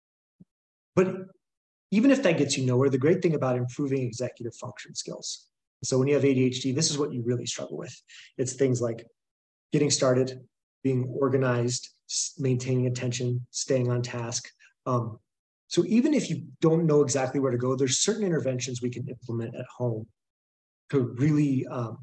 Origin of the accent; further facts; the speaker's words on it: Boulder, Colorado, United States; moved away as an adult; also born or lived in Ohio; I'm from Boulder, Colorado